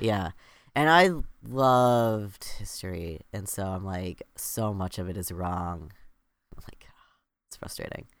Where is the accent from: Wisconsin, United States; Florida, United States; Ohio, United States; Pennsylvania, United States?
Florida, United States; I grew up in Florida and, you know, in the U S